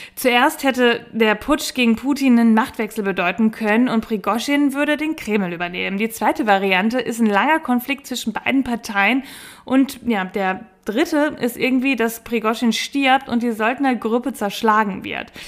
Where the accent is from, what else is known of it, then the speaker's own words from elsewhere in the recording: Bielefeld, North Rhine-Westphalia, Germany; bei uns in Bielefeld